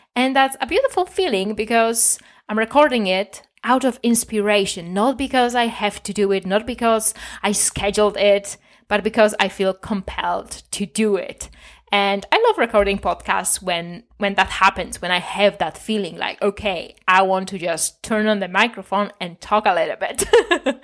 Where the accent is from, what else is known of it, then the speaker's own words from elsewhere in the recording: Poland; I'm from Poland